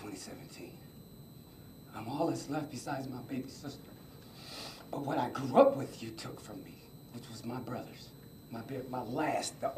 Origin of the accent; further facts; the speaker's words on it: Buffalo, New York, United States; We were born and raised in Buffalo. Yes, we are from Buffalo. Yes, this is our home